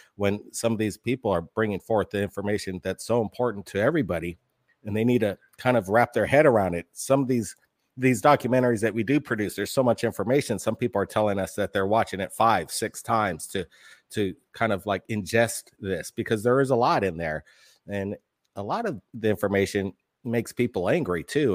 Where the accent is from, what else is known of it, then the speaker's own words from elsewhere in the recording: Hawaii, United States; growing up in Hawaii, it was kind of an interesting lifestyle, being pretty much the only two white kids in the school.